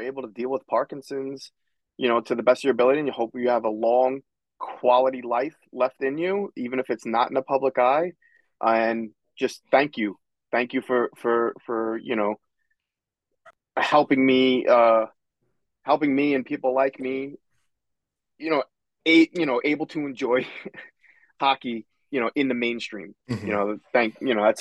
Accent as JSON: {"language": "English", "country": "United States", "tie": "born or raised there", "said": "growing up in the United States where, you know, hockey was never, ever a popular sport"}